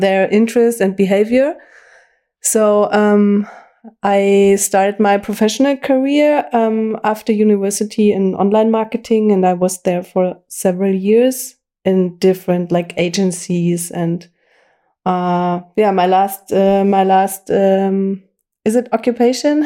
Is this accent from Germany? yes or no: yes; Bavaria, Germany; English is a second language; also born or lived in former East Germany; my whole school education and university I received here in Bavaria